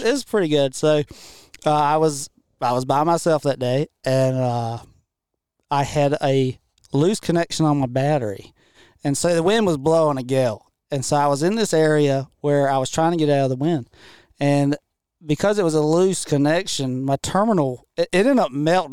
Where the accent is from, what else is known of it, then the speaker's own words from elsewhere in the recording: Washington County, North Carolina, United States; I grew up in Washington County, not too far from here